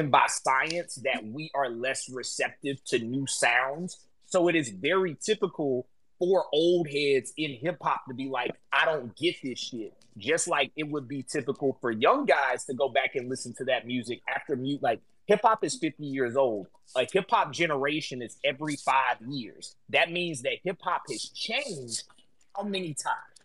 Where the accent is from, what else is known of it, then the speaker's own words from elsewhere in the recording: below the Mason-Dixon line, the South, United States; I grew up below the Mason-Dixon line